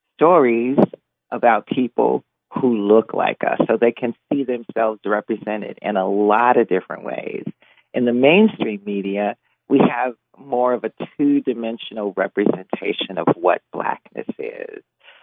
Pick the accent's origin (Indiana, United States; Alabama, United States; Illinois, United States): Indiana, United States; Gary; moved away as an adult; also born or lived in West Lafayette, Indiana; now in Seattle, United States; Right now I live in Seattle, Washington. But I grew up in Gary, and I graduated from Emerson High School, and then I went to Purdue University down at the West Lafayette campus. So Gary is my home